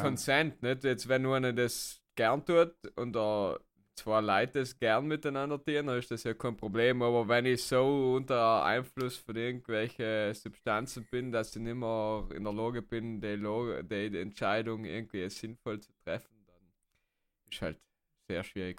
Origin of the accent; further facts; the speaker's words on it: South Tyrol, Trentino-Alto Adige, Italy; als Südtiroler oder generell als Deutschsprachiger